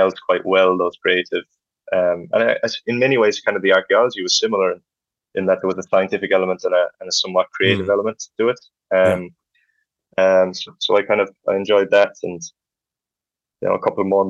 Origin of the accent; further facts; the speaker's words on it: Dingle, Munster, Ireland; moved away as an adult; also born or lived in Canada; back to the Dingle where I'm from